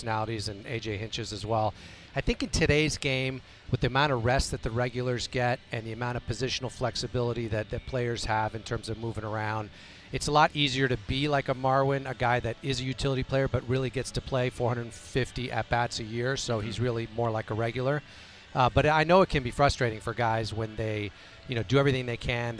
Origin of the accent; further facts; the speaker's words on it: Mexico; moved away; I grew up in Mexico. I was born there. I have Mexican nationality.